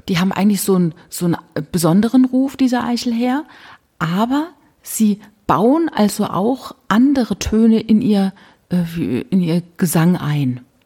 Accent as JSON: {"language": "German", "region": "Rhineland-Palatinate", "country": "Germany", "said": "bei uns in der Pfalz"}